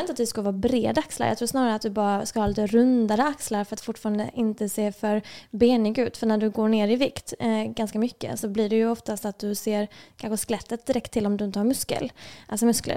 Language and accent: Swedish; Lund, Skåne, Sweden; moved away as an adult; also born or lived in Serbia; now in Stockholm, Sweden; jag kommer ursprungligen från Lund